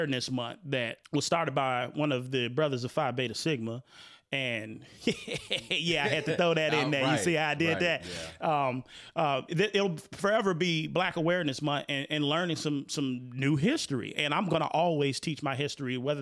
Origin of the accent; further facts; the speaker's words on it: Chicago, Illinois, United States; also born or lived in Broadview, Illinois; I'm from Chicago. Not only Chicago, I literally lived right across the street from Maywood.